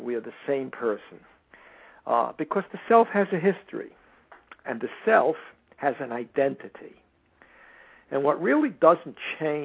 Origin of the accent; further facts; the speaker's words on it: United States; I am an American